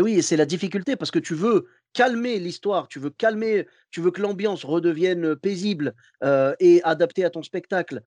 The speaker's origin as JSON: {"language": "French", "town": "Clermont-Ferrand", "region": "Auvergne-Rhône-Alpes", "country": "France", "also_born_or_lived": "Morocco", "moved": "as an adult", "lives_now": "Bordeaux, France", "said": "je suis originaire de Clermont-Ferrand à la base."}